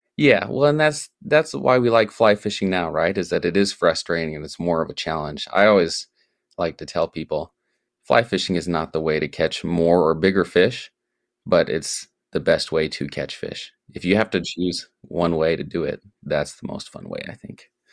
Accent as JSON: {"language": "English", "town": "Sioux Falls", "region": "South Dakota", "country": "United States", "tie": "born or raised there", "moved": "yes", "said": "I grew up in South Dakota, and I grew up in Sioux Falls"}